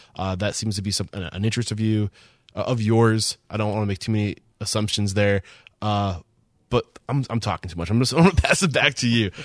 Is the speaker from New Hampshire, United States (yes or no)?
yes; East Kingston, New Hampshire, United States; I grew up about an hour south of Rochester in southern New Hampshire, a town called East Kingston